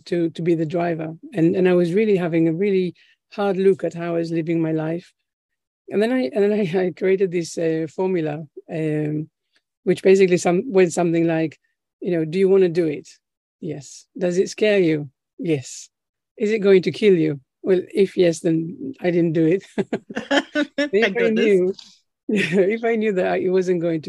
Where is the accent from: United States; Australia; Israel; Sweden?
Israel; now in United Kingdom; where we come from Israel, where I'm originally from